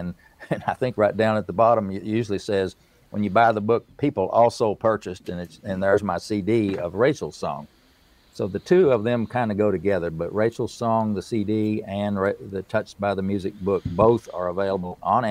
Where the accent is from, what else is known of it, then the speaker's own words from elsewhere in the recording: Southern, United States; accent: Southern; my Southern accent